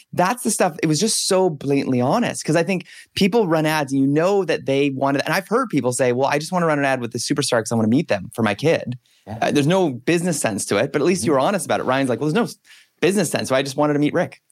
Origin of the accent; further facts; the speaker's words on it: Canada; as a Canadian